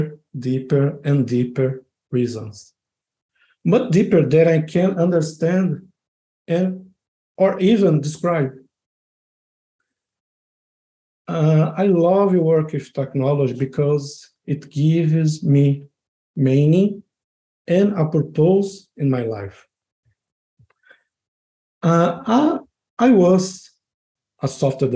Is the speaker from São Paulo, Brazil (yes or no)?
yes; São Paulo, Brazil; moved away as an adult; also born or lived in Rio de Janeiro, Brazil; now in Braga, Portugal; I am from Brazil, São Paulo, to be more specific.